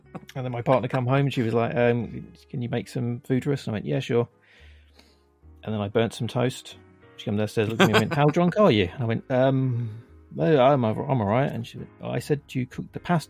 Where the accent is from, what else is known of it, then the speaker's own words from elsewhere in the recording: London, United Kingdom; I am from London